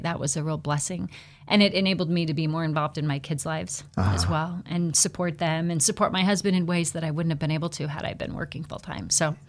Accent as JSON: {"language": "English", "town": "Buhl", "region": "Idaho", "country": "United States", "tie": "born or raised there", "said": "So I was born and raised, as Ken mentioned, down in the Buell area, born and raised on a farm."}